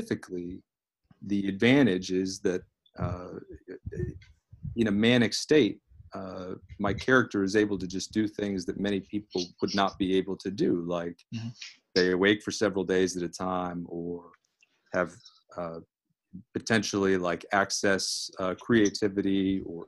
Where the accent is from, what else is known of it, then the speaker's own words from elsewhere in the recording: Fort Myers, Florida, United States; I grew up in South Florida, in Fort Myers, Florida, Southwest Florida